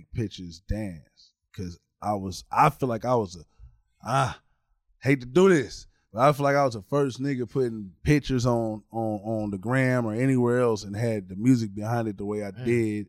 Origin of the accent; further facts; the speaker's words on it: Corona, California, United States; also born or lived in Pasadena, California / Los Angeles, California; originally I'm from the Valley area. I'm from Pasadena, Glendale, Pasadena, Burbank, all that. That's where I grew up at. Got raised all throughout L.A. then moved to Corona when I was 10